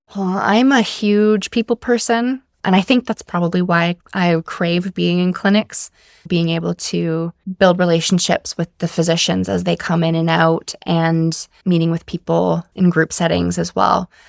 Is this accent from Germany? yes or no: no; Whitehorse, Yukon, Canada; now in Comox Valley, Canada; I'm born and raised in Whitehorse, Yukon